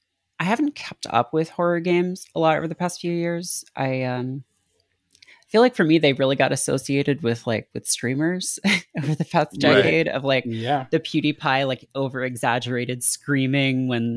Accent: Canada; I remember it really distinctly because it was really creepy, and you know, I grew up in Canada and we didn't have HBO or anything, so there wasn't a lot of like horror stuff on TV.

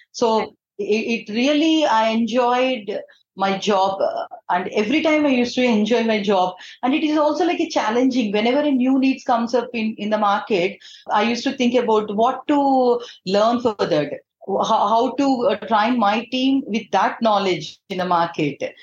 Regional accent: Eluru, Andhra Pradesh, India; moved away as an adult; also born or lived in Hyderabad; I'm from Eluru. It's one of the town in uh, Andhra Pradesh

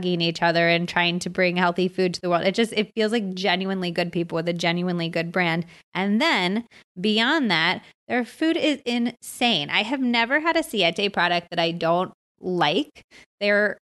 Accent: United States; also born or lived in California / Arizona; I grew up in California and Arizona

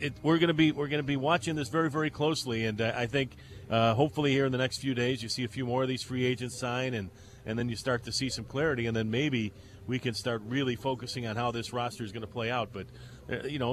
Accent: Chicago, Illinois, United States; now in Sarasota, United States; growing up in the Chicago area, being a White Sox fan as a kid

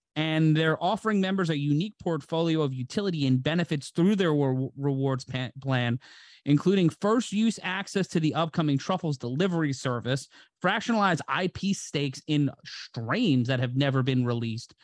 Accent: New York City, New York, United States; my hometown of New York City, in my home borough of Brooklyn

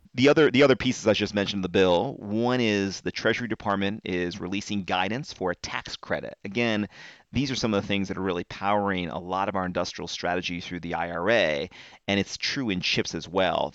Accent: North Carolina, United States; my home state, North Carolina

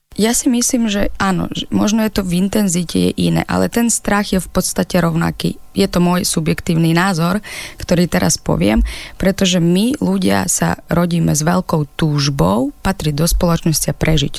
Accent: Ukraine; Slovak is a second language; moved away as an adult; now in Slovakia; aj keď žijem na Slovensku, stále som Ukrajinka

